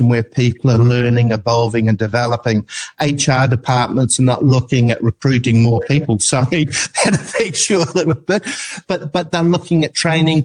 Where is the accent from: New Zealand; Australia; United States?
New Zealand; I'm an New Zealander